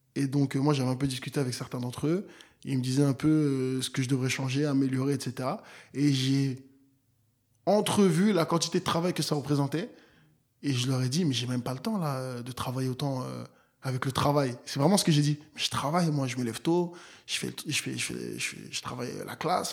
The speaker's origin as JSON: {"language": "French", "town": "Nantes", "region": "Pays de la Loire", "country": "France", "tie": "born or raised there", "moved": "yes", "said": "j'ai grandi à Nantes. Donc voilà, c'est là où j'ai grandi"}